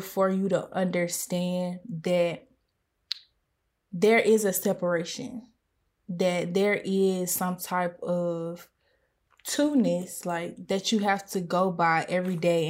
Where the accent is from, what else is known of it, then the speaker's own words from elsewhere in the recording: United States; I have been aware of the double consciousness that I have as a black person and as a pers-, and as an American.